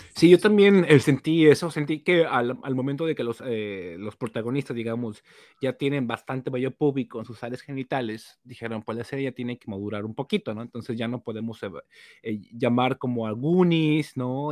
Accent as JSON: {"language": "Spanish", "country": "Mexico", "said": "uno como mexicano"}